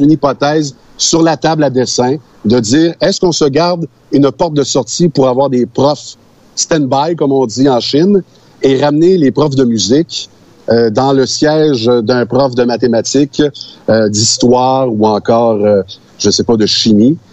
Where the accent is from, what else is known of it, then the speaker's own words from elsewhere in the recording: Sainte-Séraphine, Quebec, Canada; je suis euh, de Saint-Fortuna